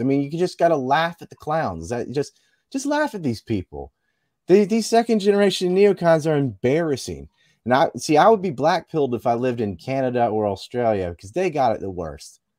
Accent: Cape Hatteras, North Carolina, United States; I'm from Cape Hatteras and there was a yellow ribbon around our lighthouse

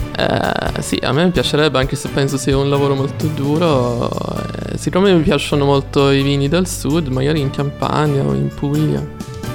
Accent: Sweden; Italian is a second language; moved away as an adult; now in Florence, Italy; essendo svedese

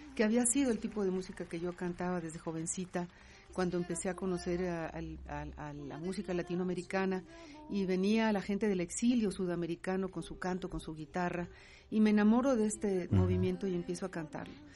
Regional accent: Guadalajara, Jalisco, Mexico; yo soy jalisquilla, yo nací en Guadalajara y toda mi familia paterna vive en Guadalajara actualmente

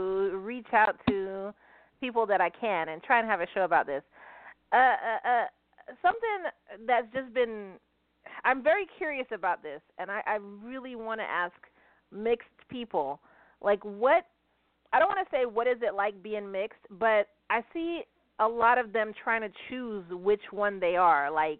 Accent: Argentina; you know, I'm from Argentina. You know, my mother's from Argentina. So, you know, I do have the Argentinian flag, but I do have the Japanese flag.

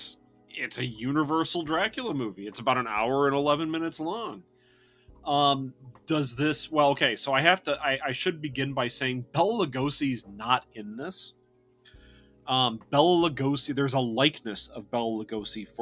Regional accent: Great Lakes, United States; I am from the Great Lakes region

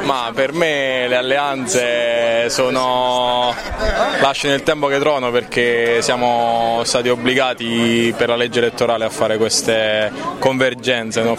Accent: Candela, Apulia, Italy; Dalla Puglia, Candela, provincia di Foggia

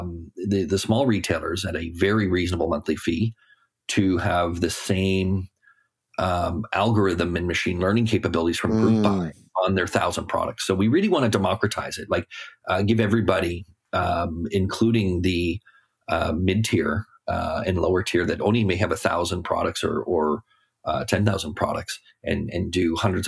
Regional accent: Canada; being a Canadian and living in Toronto

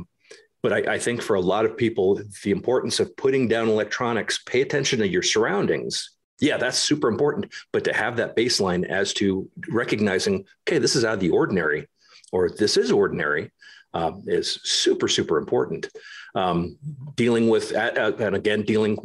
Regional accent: United States; moved away as an adult; also born or lived in Germany; As an American moving over to Germany

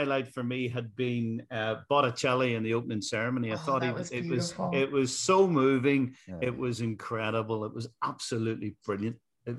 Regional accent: Donaghadee, Northern Ireland, United Kingdom; moved away; Donaghadee being my hometown.

